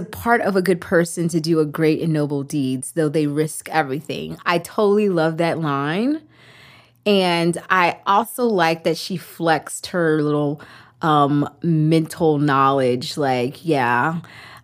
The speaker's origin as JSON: {"language": "English", "town": "Richmond", "region": "Virginia", "country": "United States", "said": "I'm from Richmond, Virginia"}